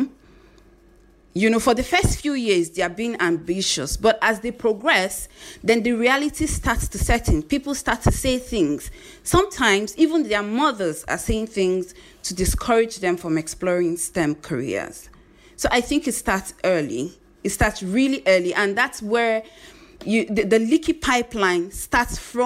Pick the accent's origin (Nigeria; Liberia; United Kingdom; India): Nigeria; Zaria, Kaduna State; I grew up in northern Nigeria. I grew up in Zaria, in Kaduna State.